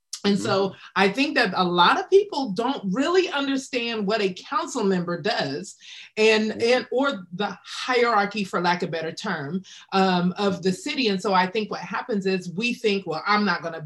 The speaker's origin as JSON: {"language": "English", "town": "Wichita", "region": "Kansas", "country": "United States", "tie": "born or raised there", "moved": "yes", "said": "I'm from Wichita, Kansas originally."}